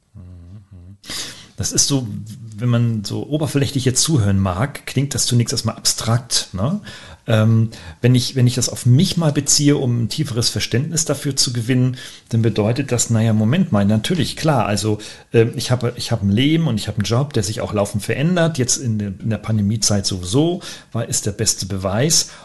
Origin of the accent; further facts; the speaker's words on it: Weinheim, Baden-Württemberg, Germany; meiner Heimatstadt hier in Weinheim